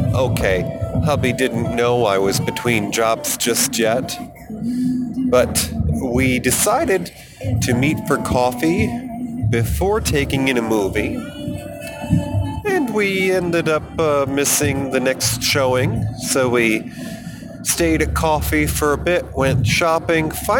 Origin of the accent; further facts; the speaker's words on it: New York, United States; moved away as an adult; also born or lived in Colorado; I moved back from the centennial state of Colorado to my home state of New York